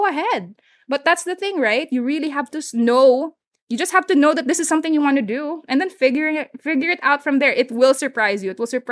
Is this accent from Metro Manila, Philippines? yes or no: no; Bacolod, Western Visayas, Philippines; first language Hiligaynon; English is a second language; I didn't grow up in Manila. So I grew up speaking Hiligaynon, or, you know, I'm from Bacolod, so I speak Ilonggo